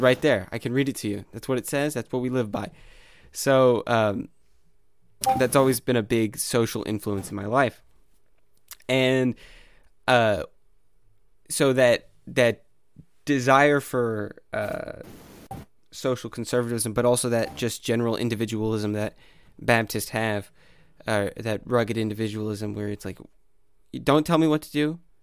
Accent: Arkansas, United States; I'm from Arkansas

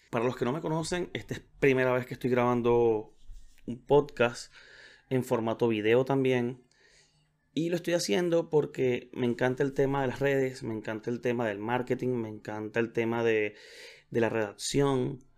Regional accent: Venezuela; now in Chile; tuve que viajar, me fui de, de Venezuela, los que me conocen saben que estoy viviendo en Chile

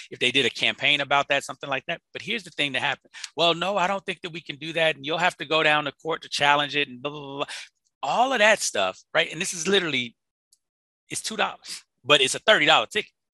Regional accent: Chicago, Illinois, United States; I'm from Chicago, so you know we got the it's the windy city.

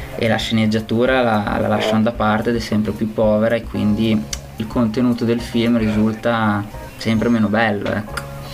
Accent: Bologna, Emilia-Romagna, Italy; io vengo da Bologna

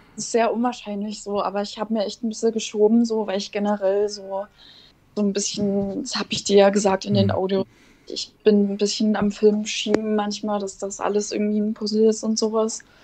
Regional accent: eastern Germany, Germany; Ich komme halt aus dem Osten

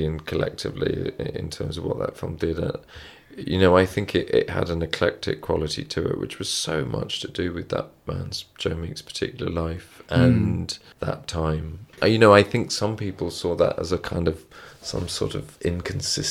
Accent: England, United Kingdom; as English people

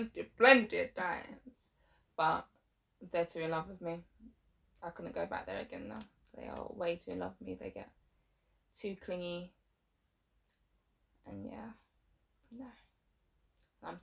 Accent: Jamaica; that I'm Jamaican myself.

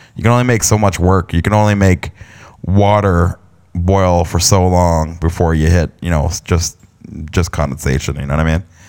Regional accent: London, Ontario, Canada; also born or lived in Stratford, Ontario; I was born and raised in Canada, in a province of Ontario, and London, Ontario

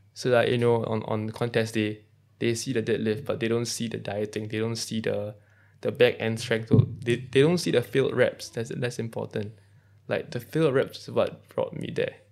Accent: Singapore; So being a Singaporean

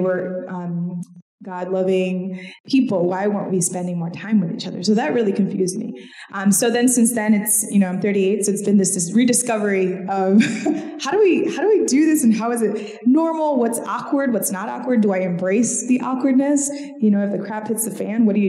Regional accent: Puerto Rico; moved away; I grew up born and raised in Puerto Rico.

